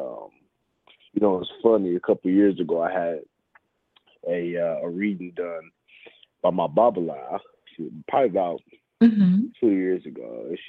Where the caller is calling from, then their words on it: Kansas City, Missouri, United States; I'm calling from Kansas City.